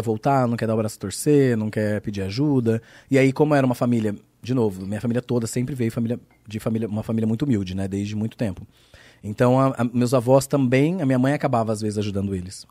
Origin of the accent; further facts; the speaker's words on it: Bauru, São Paulo, Brazil; accent: Bauru; moved away as an adult; porque eu sou de uma cidade de interior. Então, hum. eu sou de Bauru. Aí Bauru, uma cidade pequena, interior